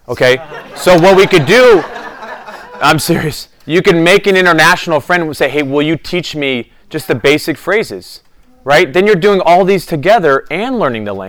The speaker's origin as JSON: {"language": "English", "country": "United States", "said": "As an American"}